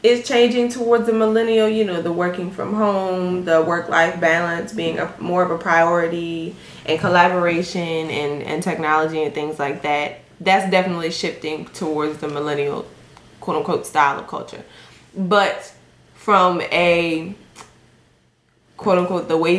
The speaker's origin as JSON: {"language": "English", "region": "Maryland", "country": "United States", "moved": "yes", "lives_now": "Chicago area, United States", "said": "I'm from Maryland"}